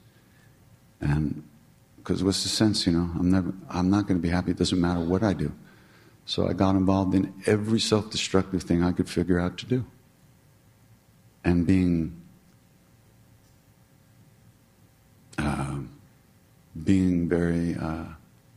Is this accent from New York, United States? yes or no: yes; New York, United States; I'm from New York